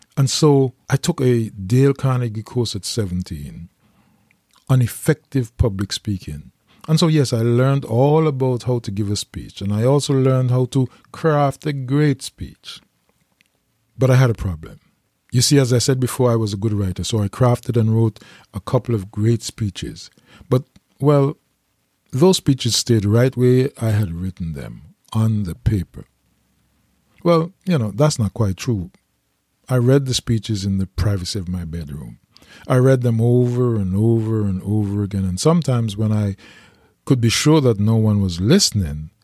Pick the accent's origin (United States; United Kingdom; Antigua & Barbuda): Antigua & Barbuda; St. John's, Saint John; I was raised in Green Bay, the poorest part of Antigua, in a neighborhood called the Mud.